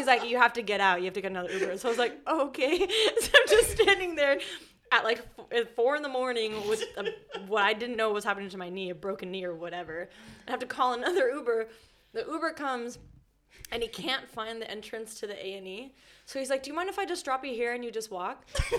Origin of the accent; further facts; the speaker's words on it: United States; accent: American; moved away; don't be confused by my American accent.